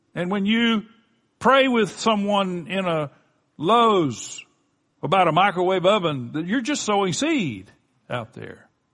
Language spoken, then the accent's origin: English; Florida Gulf Coast, United States; my wife and I grew up on the Florida Gulf Coast.